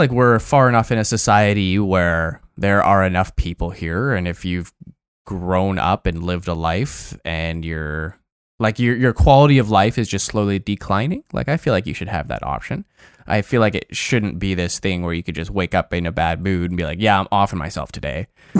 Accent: Toronto, Ontario, Canada; born there; I was born in Toronto. Didn't grow up there.

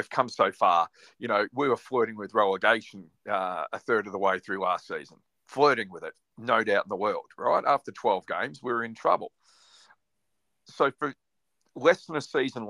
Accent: Australia; I'm from Australia

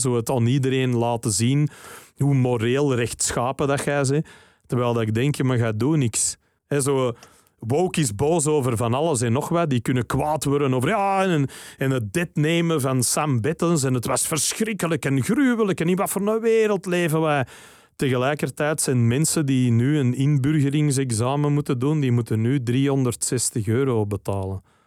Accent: Flanders, Belgium; wij zijn België en bij verlenging Vlaanderen

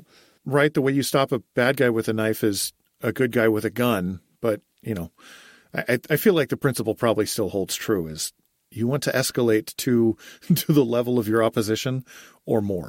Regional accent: United States

